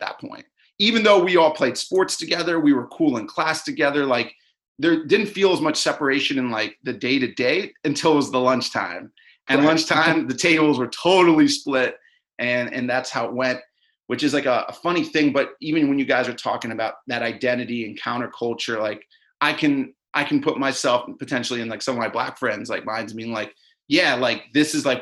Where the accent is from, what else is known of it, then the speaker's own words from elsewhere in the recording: Maryland, United States; I grew up in Maryland